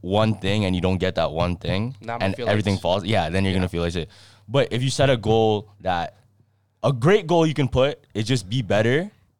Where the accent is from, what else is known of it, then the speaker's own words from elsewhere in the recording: Toronto, Ontario, Canada; Yeah, I don't like cities. And plus, we're from Toronto.